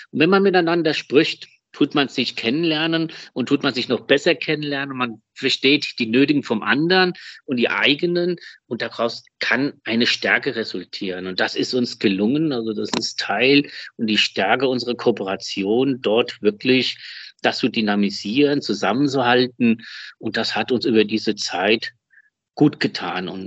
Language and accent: German; Germany; also born or lived in Spain; ich bin ja sehr deutsch-spanisch, spanisch-deutsch, also das kann man da so nennen, wie man will. Ich bin in Spanien geboren in Deutschland aufgewachsen.